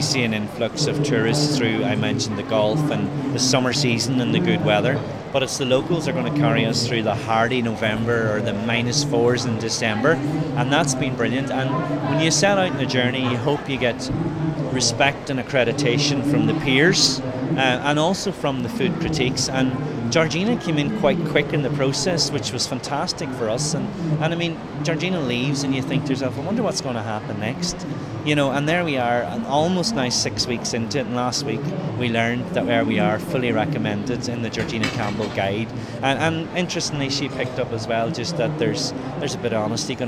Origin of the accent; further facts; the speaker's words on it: Ireland; typical Irish